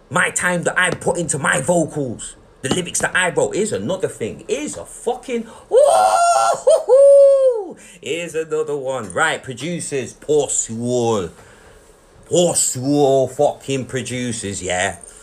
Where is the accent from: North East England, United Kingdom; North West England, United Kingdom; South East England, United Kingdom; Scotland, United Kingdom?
North West England, United Kingdom; Manchester; We're from Manchester.